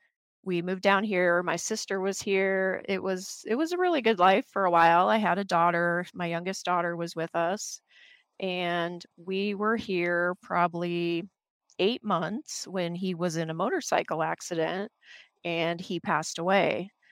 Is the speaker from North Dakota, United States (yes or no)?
yes; North Dakota, United States; moved away as an adult; also born or lived in Wisconsin / Wyoming; now in Phoenix, United States; I grew up in the Midwest, originally born in North Dakota, moved to Wisconsin, then lived in Wyoming, just, you know, kind of a country girl living the simple life.